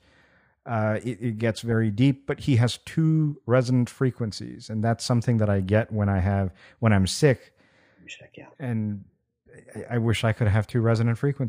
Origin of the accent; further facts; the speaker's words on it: India; moved away; when I was growing up in India